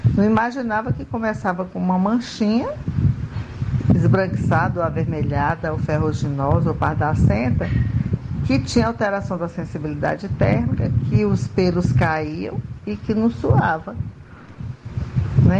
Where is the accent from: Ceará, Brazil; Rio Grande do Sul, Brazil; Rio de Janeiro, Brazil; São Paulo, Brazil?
Ceará, Brazil; Canindé; now in Maceió, Brazil; Sou cearense de Canindé, mas moro em Marcel, Alagoas